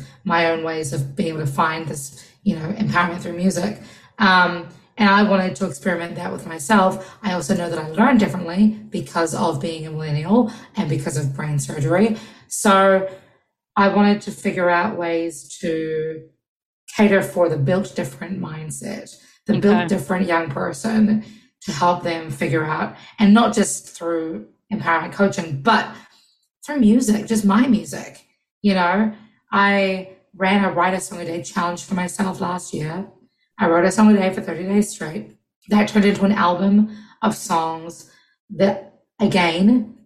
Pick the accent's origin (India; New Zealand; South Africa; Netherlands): New Zealand; now in United States; being first generation Kiwi